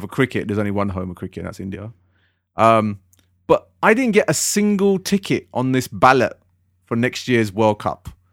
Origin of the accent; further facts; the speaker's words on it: London, United Kingdom; I come from West London